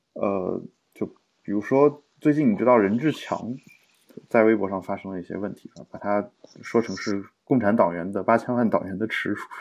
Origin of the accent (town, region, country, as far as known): China